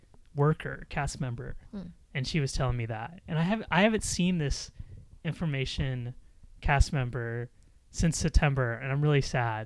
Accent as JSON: {"language": "English", "country": "United States", "moved": "yes", "said": "being American and living there"}